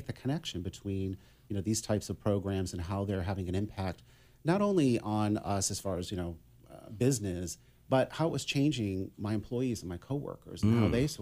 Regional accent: Massachusetts, United States; moved away as an adult; now in San Diego, United States; I'm from Massachusetts. I was born and raised in Massachusetts.

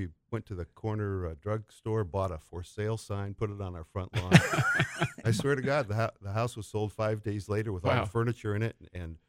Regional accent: New Britain, Connecticut, United States; Well, guys, I'm from New Britain, Connecticut originally.

